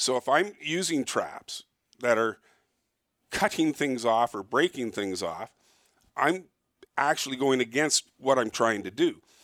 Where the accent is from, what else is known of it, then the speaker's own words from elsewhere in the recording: Toronto, Ontario, Canada; I was born and raised in Toronto, but I don't live near Toronto